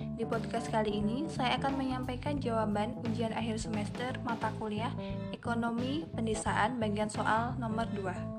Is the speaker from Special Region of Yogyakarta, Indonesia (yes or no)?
yes; a village in Sleman, Special Region of Yogyakarta, Indonesia; profil desa saya, Desa Sideluk, Berjokulon Sideluk Hurmulian Sleman